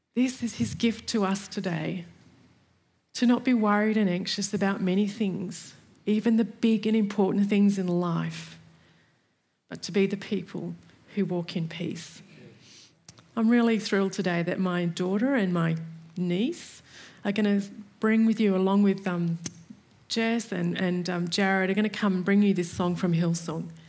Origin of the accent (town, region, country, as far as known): Australia